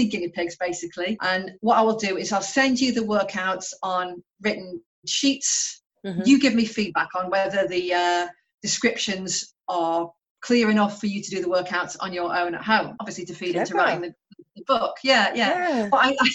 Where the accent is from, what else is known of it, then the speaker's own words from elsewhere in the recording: Stoke-on-Trent, West Midlands, United Kingdom; moved away as an adult; also born or lived in London; now in Portland, United Kingdom; I'm originally from Stoke-on-Trent